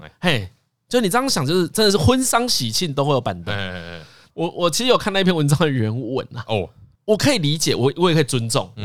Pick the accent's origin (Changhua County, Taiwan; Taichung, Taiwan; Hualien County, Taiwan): Changhua County, Taiwan; Shengang; 我小时候在深港乡也吃板凳